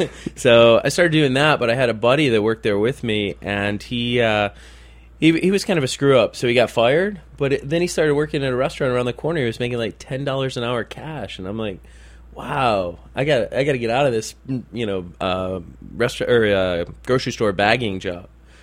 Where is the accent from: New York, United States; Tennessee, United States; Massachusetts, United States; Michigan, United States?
Michigan, United States; Detroit; Detroiters. I mean, in all honesty, very rarely are we actually from Detroit. We're usually just outside the city.